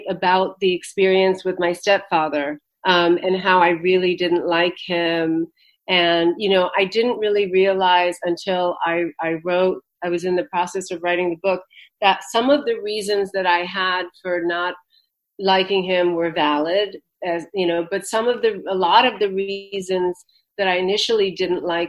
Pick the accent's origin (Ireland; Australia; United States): United States; also born or lived in India; I'm basically an American person. I live here